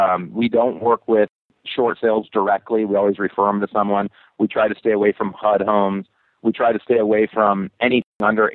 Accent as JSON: {"language": "English", "region": "Nebraska", "country": "United States"}